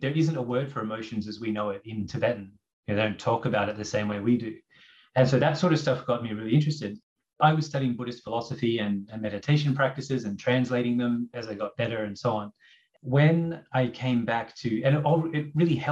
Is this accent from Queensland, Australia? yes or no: yes; Brisbane, Queensland, Australia; moved away as an adult; also born or lived in Toronto, Canada; In my early 20s, I moved from Brisbane to Toronto, to Canada